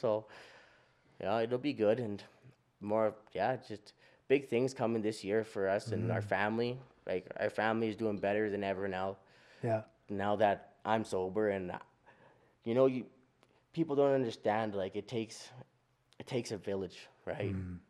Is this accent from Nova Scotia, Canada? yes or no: no; Duck Lake, Saskatchewan, Canada; Like we come from Beardies and Okemasis and Duck Lake, right? Out in Saskatchewan.